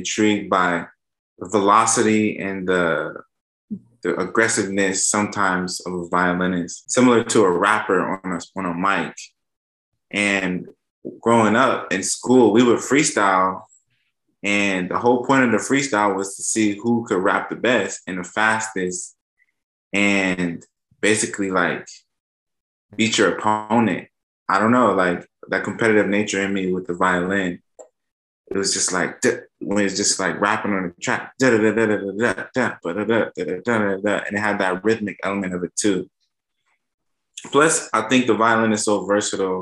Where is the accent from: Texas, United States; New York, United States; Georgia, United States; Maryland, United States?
Maryland, United States; I'm from Maryland